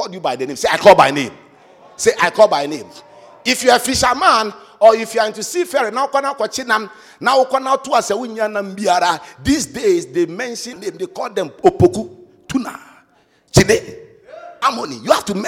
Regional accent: Cape Three Points, Western Region, Ghana; Cape Three Point, my hometown

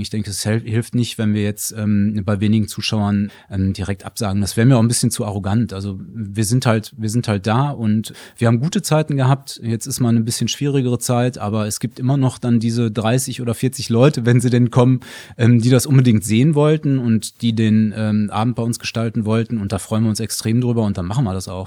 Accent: Ruhr area, North Rhine-Westphalia, Germany; bei uns im Ruhrgebiet, äh, bei uns im Ruhrgebiet

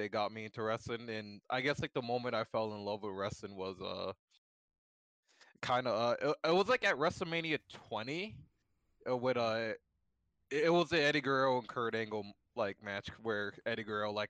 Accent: Canada

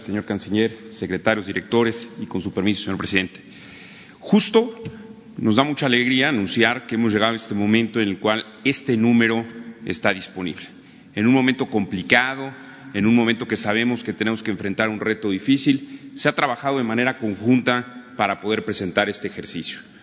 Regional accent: Mexico; yo como mexicano

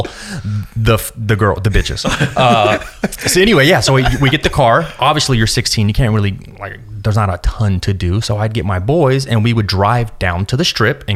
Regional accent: Las Vegas, Nevada, United States; growing up in Vegas, I always wanted to maybe move outside of Vegas

